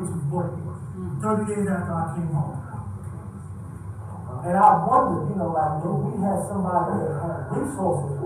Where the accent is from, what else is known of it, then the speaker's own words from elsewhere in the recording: Philadelphia, Pennsylvania, United States; I don't come from the suburb, I come from North Philadelphia